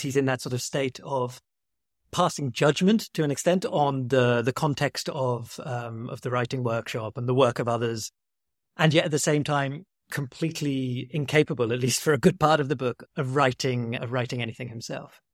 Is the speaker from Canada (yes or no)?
no; United Kingdom; as a British person